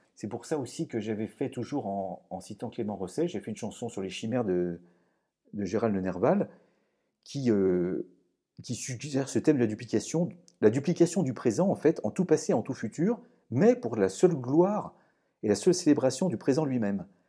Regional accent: Lyon, Auvergne-Rhône-Alpes, France; je suis lyonnais

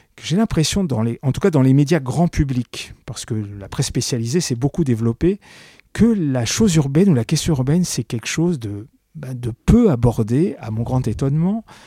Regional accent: Paris, Île-de-France, France; quand on est parisien intramuros, ce qui est mon cas

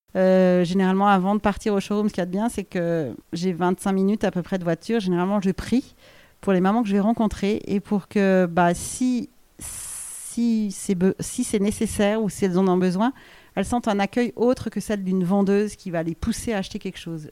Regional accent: France; on est des Français

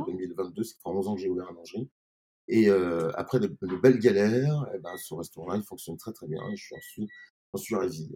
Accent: Grenoble, Auvergne-Rhône-Alpes, France; also born or lived in Paris; now in Beaune, France; je suis grenoblois au départ

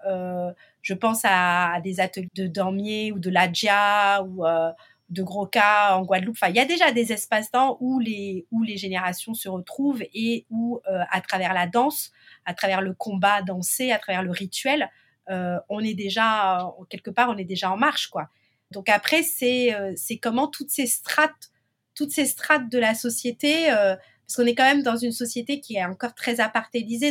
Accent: Martinique

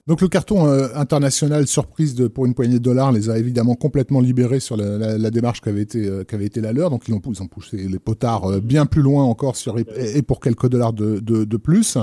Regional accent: Algiers, Algiers Province, Algeria; moved away; je suis né à, à Alger

